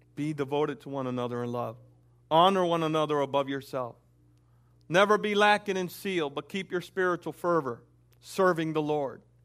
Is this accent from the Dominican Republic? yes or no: yes; Dominican Republic; moved away; also born or lived in Puerto Rico; I am Dominican, and I, I grew up in the Dominican home